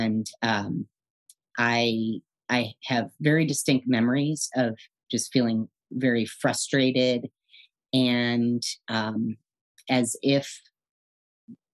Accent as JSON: {"language": "English", "town": "Madison", "region": "Wisconsin", "country": "United States", "tie": "born or raised there", "also_born_or_lived": "Connecticut", "moved": "yes", "lives_now": "San Francisco, United States", "said": "My brother and I were born in Connecticut and relocated with our mom and dad out to Madison, Wisconsin in 1978. I was 4 years old."}